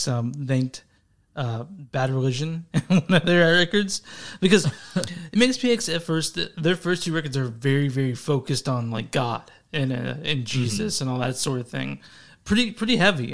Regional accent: Texas, United States; Texas just my own state

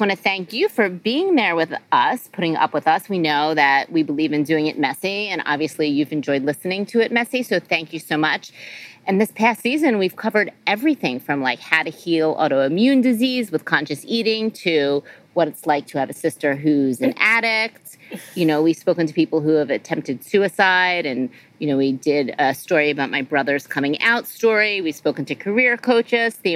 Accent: New Jersey, United States; moved away as an adult; now in San Francisco, United States; I've lived in SF for over 20 years, and I'm from Jersey

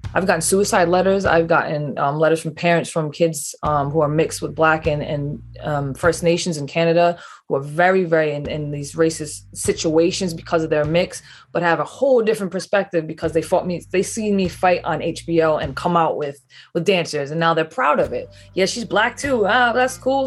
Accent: East Providence, Rhode Island, United States; I grew, grew up in East Providence, Rhode Island.

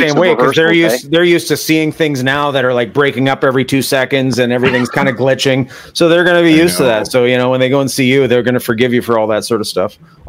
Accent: Thunder Bay, Ontario, Canada; growing up in Thunder Bay

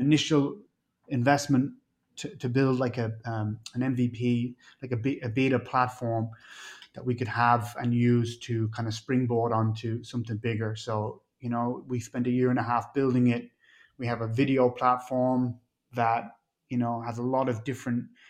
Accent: Ireland; also born or lived in Mexico; now in Florida, United States; I'm from Ireland

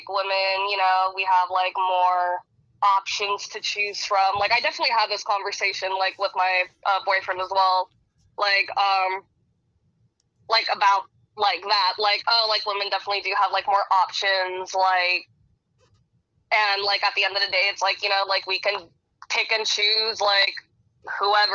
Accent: San Francisco, California, United States; moved away as an adult; now in Austin, United States; I'm from San Francisco, California

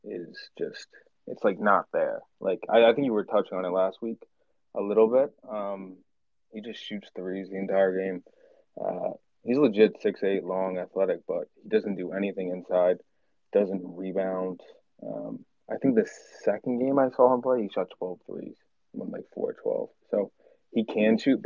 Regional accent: Westchester, New York, United States; also born or lived in Massachusetts; I'm actually from Westchester, New York

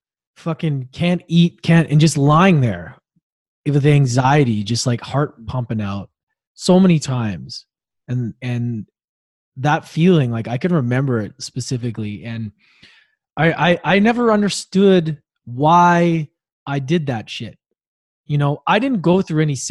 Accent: Victoria, British Columbia, Canada; also born or lived in Edmonton, Alberta; we moved from Edmonton to Victoria 2 years later

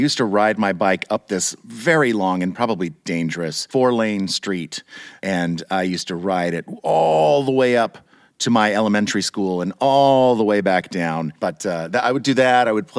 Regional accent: Turner, Kansas, United States; I grew up in a little suburb of Kansas City, Kansas, on the Kansas side, not the Missouri side.

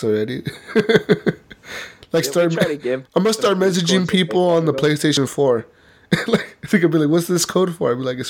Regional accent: Canada; I'm Canadian, I fire nobody, eh?

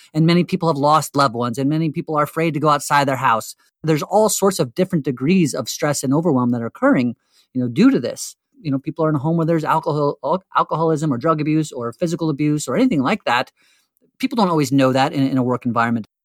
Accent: Western New Jersey, United States; as a teenager, let's say seventeen years growing up in Western New Jersey

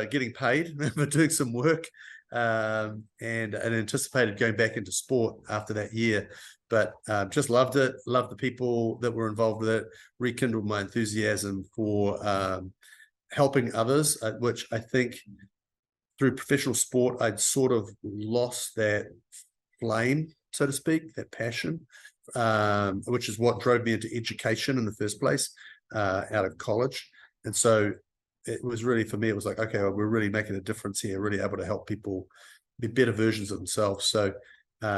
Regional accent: New Zealand; moved away as an adult; also born or lived in Europe / United Kingdom; now in Chicago, United States; I'm from New Zealand originally, have lived and worked in Europe as well, and ended up in Chicago about 10 years ago

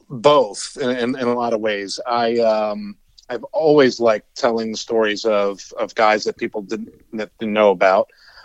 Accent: Northern New Jersey, United States; moved away; I grew up in Northern New Jersey.

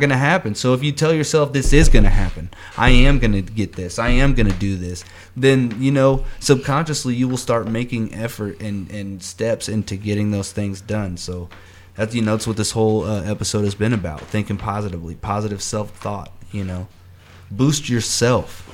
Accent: Kansas City, Missouri, United States; I'm from Kansas City

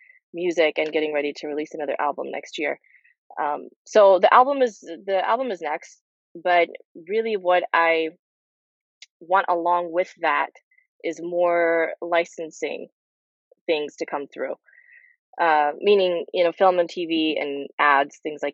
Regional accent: Peru; also born or lived in Nashville, Tennessee; now in Los Angeles, United States; I'm from Peru originally.

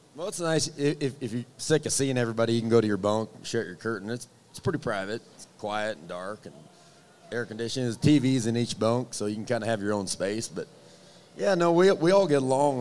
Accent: Wyoming, United States; I'm from Wyoming

